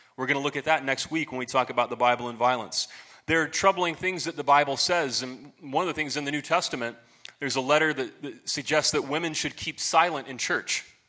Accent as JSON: {"language": "English", "town": "Marion", "region": "Ohio", "country": "United States", "tie": "born or raised there", "said": "I went to this little Baptist church in my hometown, Marion, Ohio."}